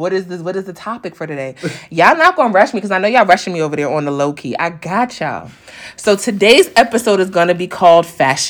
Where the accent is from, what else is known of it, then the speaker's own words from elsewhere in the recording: New York City, New York, United States; I'm a New Yorker, okay. We're going to talk fast, period.